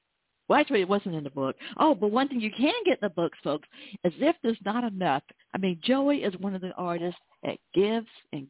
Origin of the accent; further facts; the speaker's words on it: the South, United States; I'm a Southerner